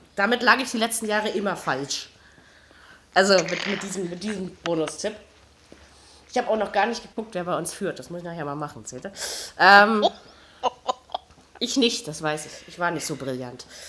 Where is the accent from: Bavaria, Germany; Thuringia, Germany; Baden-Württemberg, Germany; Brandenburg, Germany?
Brandenburg, Germany; Luckenwalde; now in Berlin, Germany; Das ist quasi direkt neben Lockenwalde, meiner Heimatstadt